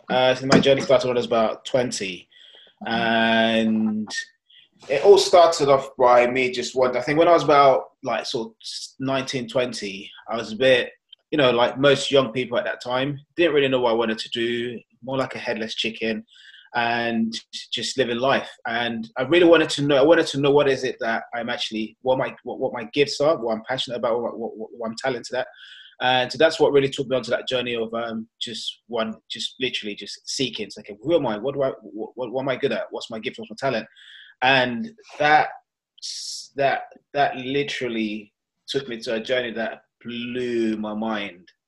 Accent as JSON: {"language": "English", "region": "London", "country": "United Kingdom", "also_born_or_lived": "Nigeria", "said": "And that is me, and I am from London, but originally born in Nigeria."}